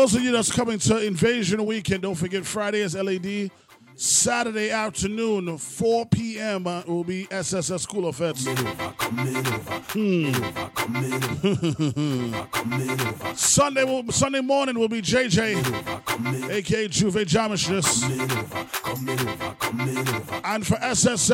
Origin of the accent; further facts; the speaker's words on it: Trinidad & Tobago; I'm from Trinidad and Tobago